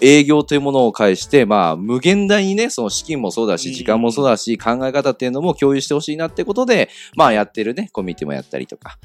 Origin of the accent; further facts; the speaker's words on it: Yokohama, Kanagawa, Japan; 横浜生まれで、えー、横浜育ち。